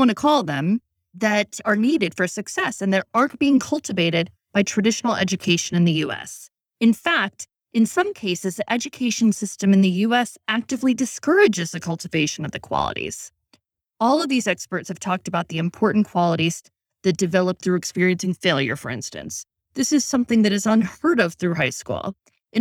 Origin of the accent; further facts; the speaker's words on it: Chicago, Illinois, United States; I grew up in Chicago in the city where I was taking the number 6 Jeffrey Express bus with friends, even in elementary school